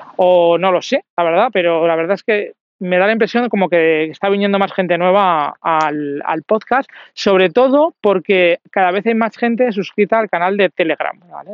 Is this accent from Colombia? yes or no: no; Zaragoza, Aragon, Spain; yo soy de Zaragoza